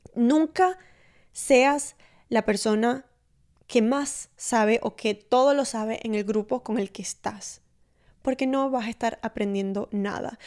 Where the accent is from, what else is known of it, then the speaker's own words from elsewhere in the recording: Maracaibo, Zulia, Venezuela; mi novio es uruguayo y yo soy maracucha